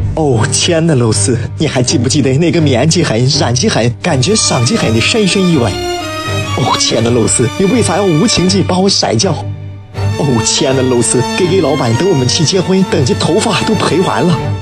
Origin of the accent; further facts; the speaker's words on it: Shaanxi, China; 陕西话、陕西方言、西安话， 它都是我们所有三亲儿女的瑰宝